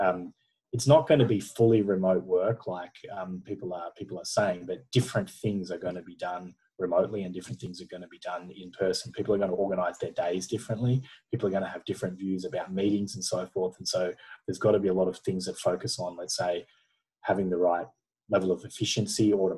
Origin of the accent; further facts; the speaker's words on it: Australia; being Australian